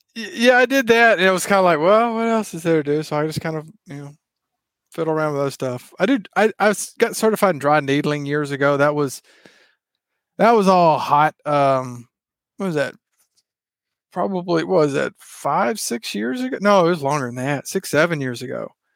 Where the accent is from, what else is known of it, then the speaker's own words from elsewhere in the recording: Mississippi, United States; accent: Southern; now in Texas, United States; you probably tell by how I talk, I am from the South, originally from Mississippi, live in Texas now